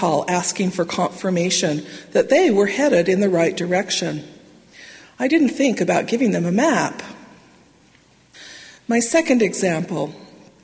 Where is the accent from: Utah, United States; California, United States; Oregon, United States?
Utah, United States; Salt Lake Valley; now in Provo, United States; I grew up in the Salt Lake Valley